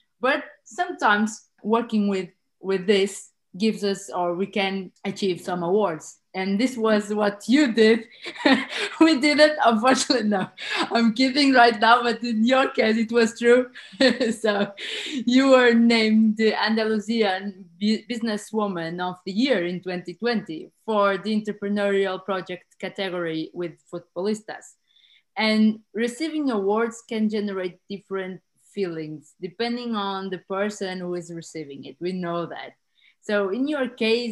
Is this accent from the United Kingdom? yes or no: no; Portugal; now in Switzerland; I live in Switzerland, but I am from Portugal